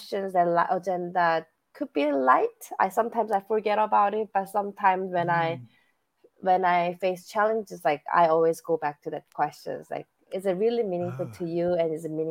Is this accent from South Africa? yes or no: no; South Korea; moved away as an adult; now in United States; I was born and raised in South Korea.